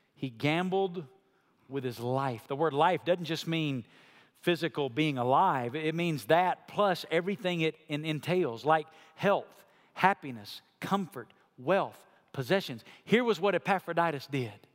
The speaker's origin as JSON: {"language": "English", "country": "United States", "said": "as American Christians"}